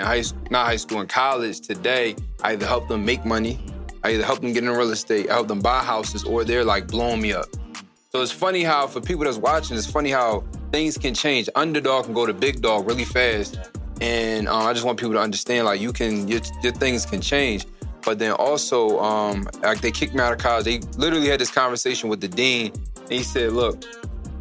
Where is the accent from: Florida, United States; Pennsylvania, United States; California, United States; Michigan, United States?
Pennsylvania, United States; Philadelphia; born and raised in Philadelphia